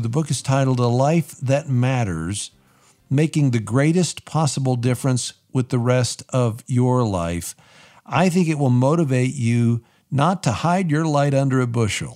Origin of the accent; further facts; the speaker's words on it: West Virginia, United States; a university in my home state of West Virginia